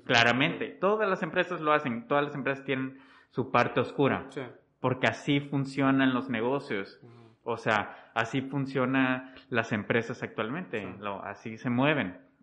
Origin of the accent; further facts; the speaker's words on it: Mexico; nosotros, México